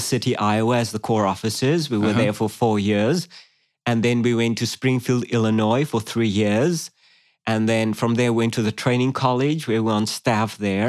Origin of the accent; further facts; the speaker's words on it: Cape Town, Western Cape, South Africa; moved away as an adult; now in Australia; I grew up in South Africa, Cape Town, South Africa, beautiful city. Uh, I spent the first 25 years of my life there.